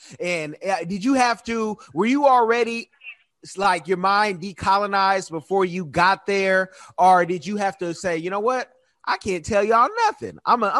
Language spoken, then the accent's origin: English; Oakland, California, United States; I'm from Oakland